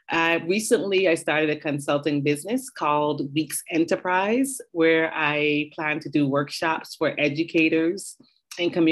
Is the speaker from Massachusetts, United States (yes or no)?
yes; Boston, Massachusetts, United States; also born or lived in Barbados; I was born in Barbados. And so my favorite things in the world are the ocean, coconut water, coconut ice cream, and traveling. I grew up in Boston. I moved to Boston when I was 11.